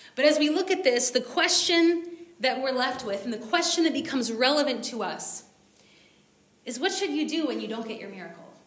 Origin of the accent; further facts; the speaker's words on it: United States; I'm American, so my people start decorating for Christmas in like June